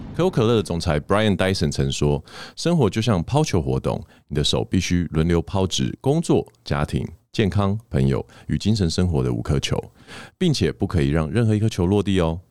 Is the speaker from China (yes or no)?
no; Taiwan; 我们台湾人